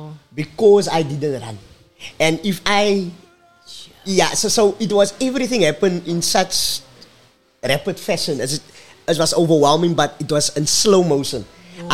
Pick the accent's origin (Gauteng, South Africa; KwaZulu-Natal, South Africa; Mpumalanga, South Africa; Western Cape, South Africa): Western Cape, South Africa; Cape Town; the friends that I grew up with were, at this point in time, all gangsters. Remember, I was away from Menenburg